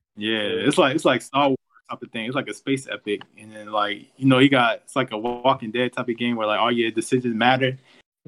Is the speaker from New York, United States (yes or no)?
no; Baltimore, Maryland, United States; I'm from Maryland. I'm from Baltimore, obviously.